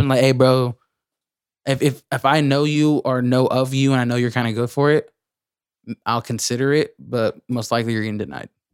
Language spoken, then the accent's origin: English; Lemoore, California, United States; I'm from Lemoore